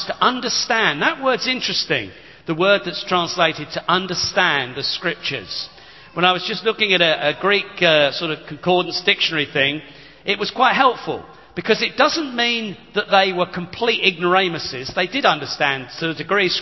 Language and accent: English; United Kingdom; we're very British